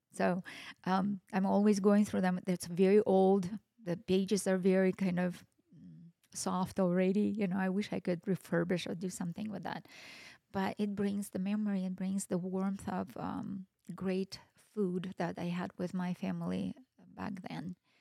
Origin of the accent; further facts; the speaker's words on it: Kazakhstan; now in Boise, United States; I am Russian but I was ra- was born and raised in Kazakhstan.